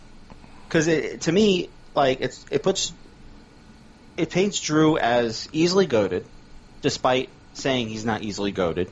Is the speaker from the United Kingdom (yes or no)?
yes; Scotland, United Kingdom; Hey, I'm Scottish. I Claymore people.